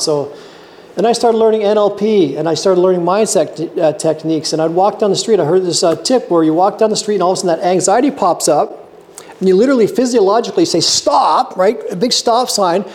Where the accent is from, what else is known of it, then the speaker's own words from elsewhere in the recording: Canada; also born or lived in Whistler; now in Lower Coverdale, Canada; I'm a Canadian